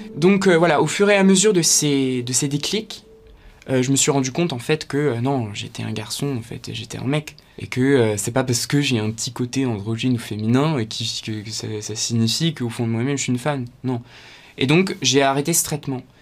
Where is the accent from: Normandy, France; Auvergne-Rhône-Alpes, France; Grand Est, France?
Grand Est, France; Ardennes; moved away as an adult; now in Paris, France; je viens des Ardennes à la base. En 2017 je suis arrivé à Paris